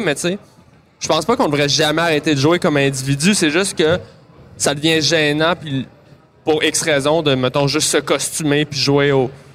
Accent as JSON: {"language": "French", "town": "Montreal", "region": "Quebec", "country": "Canada", "tie": "born or raised there", "said": "j'ai grandi à Montréal"}